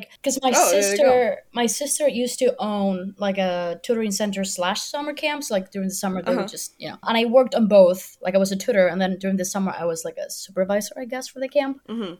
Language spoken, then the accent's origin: English; Puerto Rico; I am from Puerto Rico. I'm 26 years old.